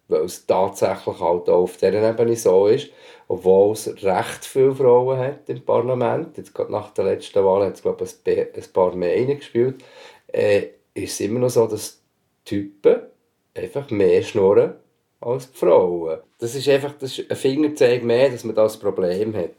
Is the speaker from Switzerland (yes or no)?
yes; Switzerland; Geboren in der Schweiz, aufgewachsen in der Schweiz